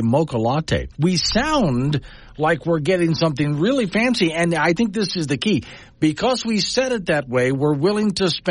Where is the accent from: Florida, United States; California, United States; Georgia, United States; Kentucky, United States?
Florida, United States; Sanibel; now in Wyoming, United States; growing up where I did, I memorized the last address that I had before I moved out those islands. Ready for this, Frank? It was 2471 Lost Colony Road, Dinkins Bayou, Sanibel Island, Florida.